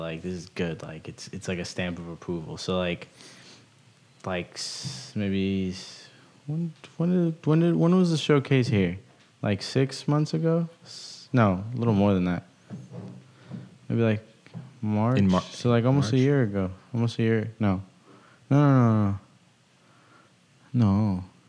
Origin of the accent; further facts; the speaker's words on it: Rockville, Maryland, United States; I'm from Rockville.